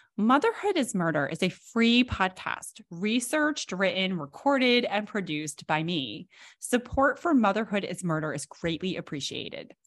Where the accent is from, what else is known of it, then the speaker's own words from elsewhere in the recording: Massachusetts, United States; my home state of Massachusetts